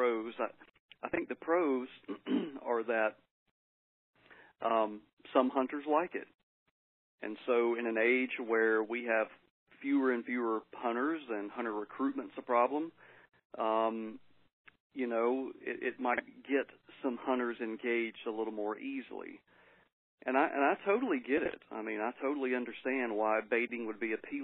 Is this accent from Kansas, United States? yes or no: no; Georgia, United States; moved away as an adult; also born or lived in South Texas; now in Mississippi, United States; I was born and raised in Georgia